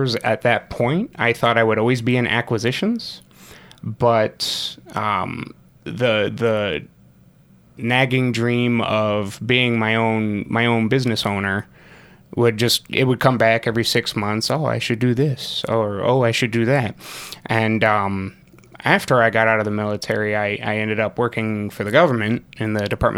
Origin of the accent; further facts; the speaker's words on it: Rockford, Illinois, United States; moved away as an adult; I'm actually from Rockford. I grew up in Rockford.